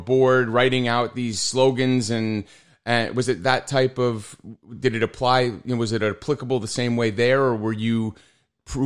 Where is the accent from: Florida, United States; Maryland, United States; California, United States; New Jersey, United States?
New Jersey, United States; Wood-Ridge; moved away; we both lived in Woodridge. We went to high school together, and I played probably Little League with your brothers